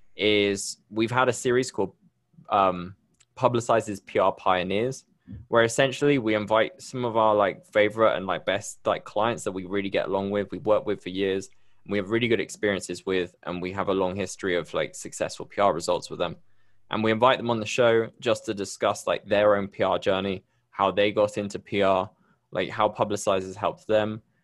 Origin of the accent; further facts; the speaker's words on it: Bristol, South West England, United Kingdom; accent: UK; moved away as an adult; now in Medellín, Colombia; I'm originally from Bristol in the U K, but I moved here, um, a few years ago